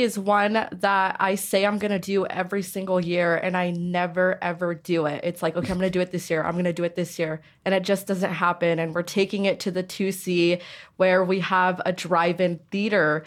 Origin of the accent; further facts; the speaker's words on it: Caldwell, Idaho, United States; growing up in Caldwell